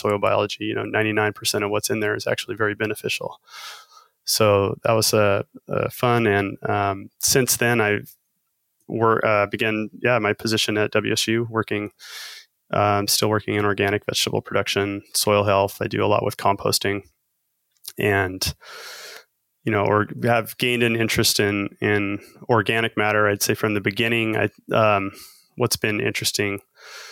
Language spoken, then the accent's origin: English; Wyoming, United States; I grew up in Wyoming, so there is a lot of ranching there